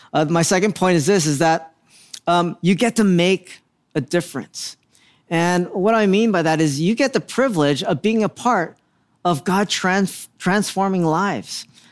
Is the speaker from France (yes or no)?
no; Philippines; I'm Filipino